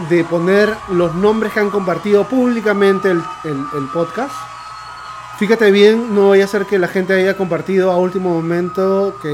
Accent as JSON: {"language": "Spanish", "country": "Peru", "said": "somos bien peruanos, caramba."}